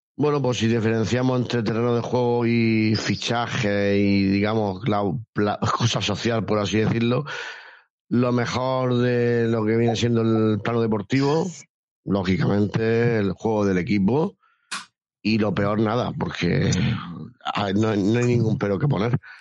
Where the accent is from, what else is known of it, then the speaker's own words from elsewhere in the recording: Cartagena, Region of Murcia, Spain; Yo soy de Cartagena